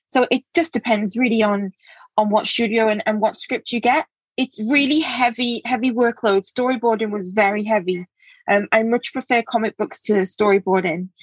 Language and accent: English; England, United Kingdom; moved away as an adult; also born or lived in Cambridge; now in Wales, United Kingdom; which is where I live now. I'm from England originally